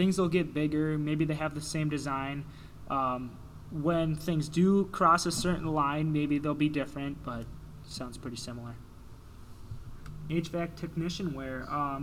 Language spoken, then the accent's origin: English; Jordan, Minnesota, United States; we are from Jordan, Minnesota